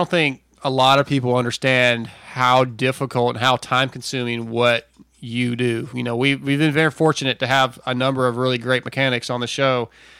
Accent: Southern California, United States; also born or lived in East Texas; now in Texas, United States; we're in Texas, by the way. We're in East Texas, but I grew up in Southern California

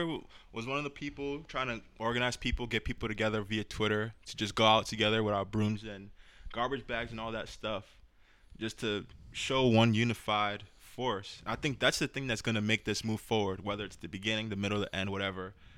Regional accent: New York City, New York, United States; I'm from the Bronx

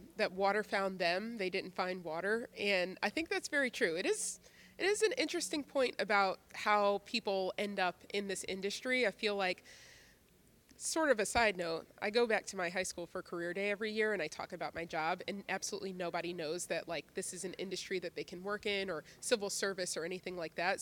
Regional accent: Philadelphia, Pennsylvania, United States; I was born and raised in Philadelphia

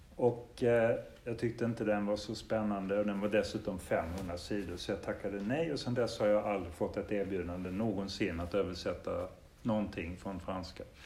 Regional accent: Denmark; moved away; Det är ju nästan mitt känslomässiga modersmål mm. eftersom mm. jag växte upp i Danmark

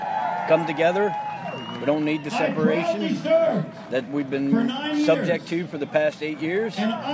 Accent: Waynesboro, Pennsylvania, United States; I'm from Pennsylvania.

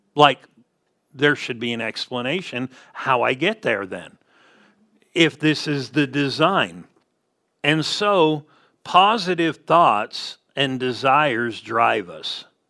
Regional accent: Southern California, United States; we grew up in Southern California

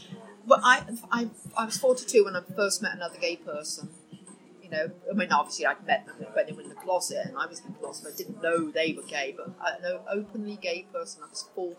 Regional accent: Oxford, South East England, United Kingdom; moved away as an adult; also born or lived in Swansea, Wales; now in London, United Kingdom; And I grew up in Oxford

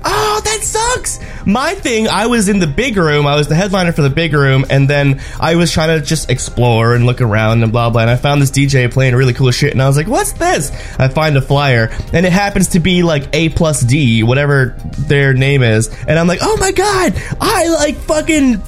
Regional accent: New York City, New York, United States; I'm from New York City

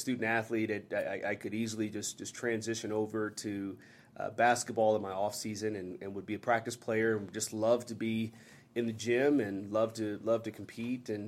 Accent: Los Angeles, California, United States; also born or lived in Brooklyn, New York; now in Colorado, United States; I spent the majority of my time, my childhood, in the Southern California, Los Angeles area

